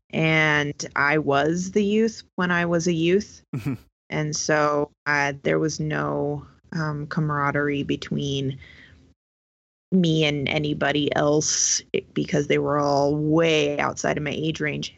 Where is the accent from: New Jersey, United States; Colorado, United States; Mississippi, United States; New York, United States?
Colorado, United States; southern; also born or lived in West Coast; I've lived in Colorado since I was eight years old